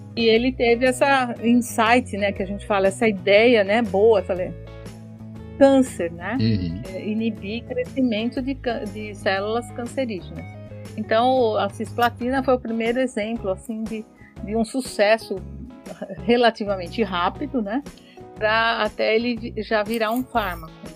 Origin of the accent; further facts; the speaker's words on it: São Paulo, Brazil; also born or lived in Rome; eu sou paulistana, né, nascida em São Paulo, moro em São Paulo